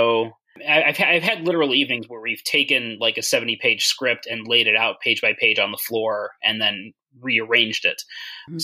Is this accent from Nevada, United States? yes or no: no; Chicago, Illinois, United States; I grew up in the Chicago area